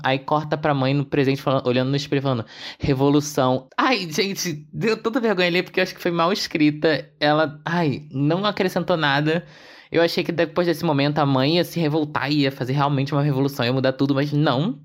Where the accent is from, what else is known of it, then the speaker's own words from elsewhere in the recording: Rio de Janeiro, Brazil; A gente aqui do Rio que fala com esse sotaque